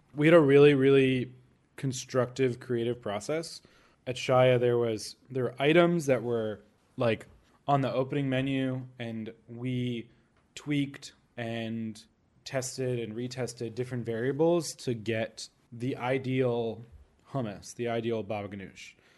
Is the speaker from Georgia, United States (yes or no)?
no; Orlando, Florida, United States; moved away; I grew up mostly in Orlando